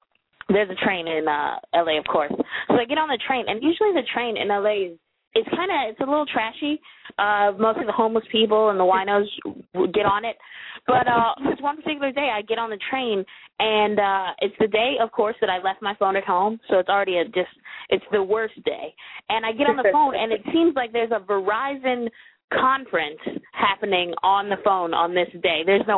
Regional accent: Maryland, United States; We're both from Maryland

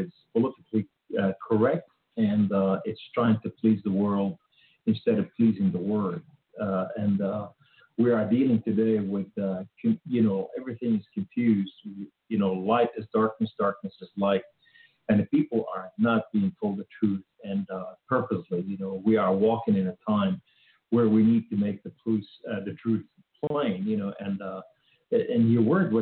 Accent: Beirut, Beirut Governorate, Lebanon; now in United States; I was raised in Beirut, Lebanon

